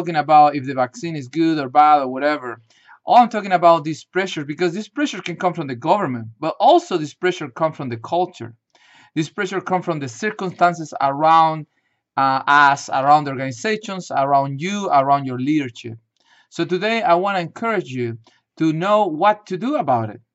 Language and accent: English; Chile; moved away; I grew up in Chile, South America